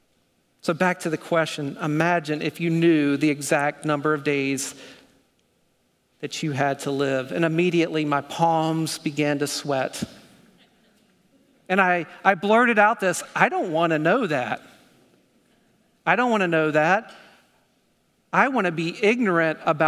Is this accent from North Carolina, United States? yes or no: yes; North Carolina, United States; accent: North Carolina; My North Carolina accent